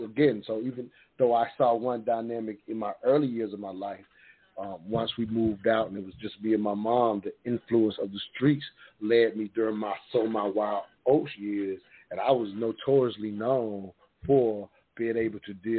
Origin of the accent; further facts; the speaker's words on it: the South, United States; growing up in the South, fortunate enough to see my grandparents' marriage